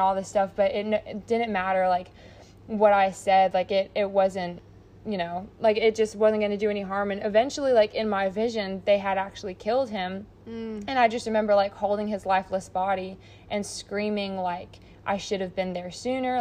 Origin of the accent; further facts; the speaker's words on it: United States; I'm so American